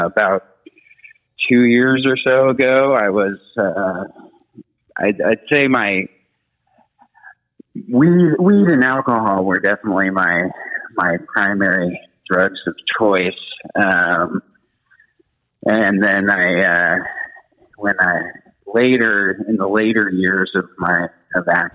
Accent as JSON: {"language": "English", "town": "Kansas City", "region": "Missouri", "country": "United States", "tie": "born or raised there"}